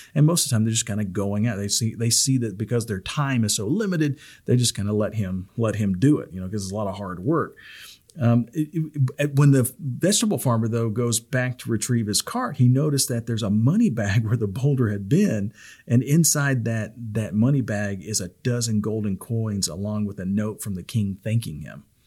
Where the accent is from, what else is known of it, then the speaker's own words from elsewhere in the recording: the South, United States; I'm from the South